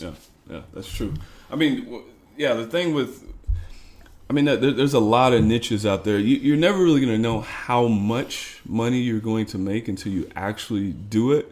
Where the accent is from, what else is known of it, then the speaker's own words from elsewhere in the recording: Missouri, United States; moved away as an adult; now in Chicago, United States; I'm originally from Missouri